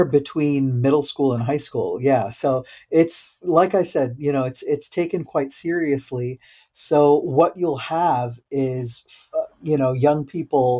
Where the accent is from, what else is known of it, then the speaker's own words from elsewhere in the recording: Iowa, United States; I grew up in Iowa.